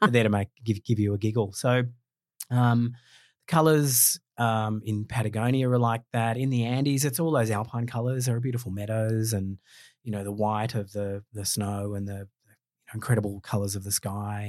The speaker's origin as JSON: {"language": "English", "country": "Australia", "said": "as an Australian"}